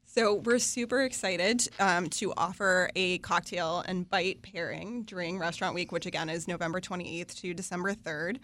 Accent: West Virginia, United States; I grew up in West Virginia in a family business in manufacturing.

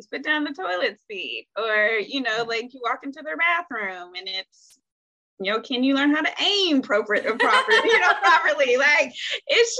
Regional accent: Ohio, United States; moved away as an adult; now in North Carolina, United States; I'm originally from Ohio and moved to North Carolina

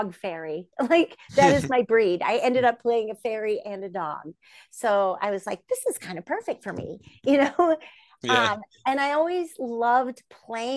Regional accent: Bay Area, Northern California, United States; I'm from the Bay Area, Northern California

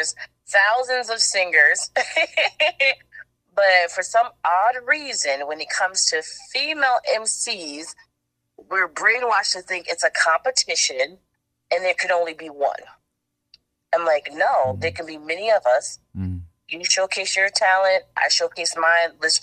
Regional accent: Connecticut, United States; now in South Carolina, United States; Connecticut is dope because it's my home, but I'm actually out here in South Carolina now. Like, I moved to South Carolina

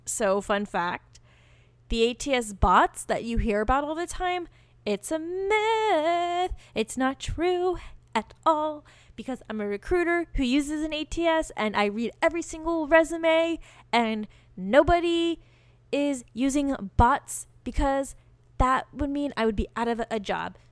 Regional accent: Virginia, United States; moved away as an adult; also born or lived in California; I got my first job and I got the hell out of Virginia and moved to California

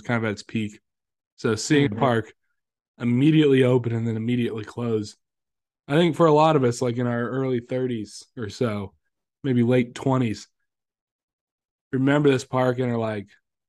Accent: Myrtle Beach, South Carolina, United States; I'm from Myrtle Beach.

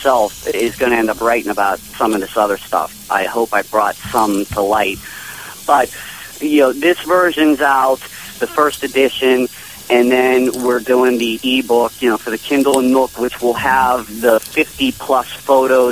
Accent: Pittsburgh, Pennsylvania, United States; I'm actually from Pittsburgh

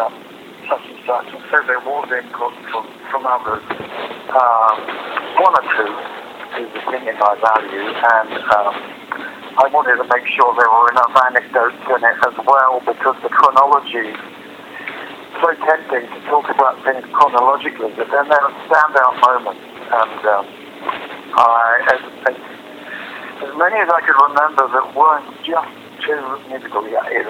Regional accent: London, United Kingdom; also born or lived in Vancouver, Canada; being a kid in the Pimlico in London in the late 1950s

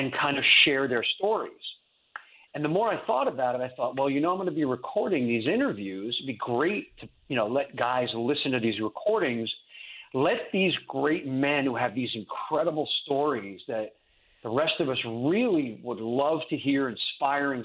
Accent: New York, United States; moved away as an adult; now in Fort Lauderdale, United States; I was born and raised in New York, right outside New York City

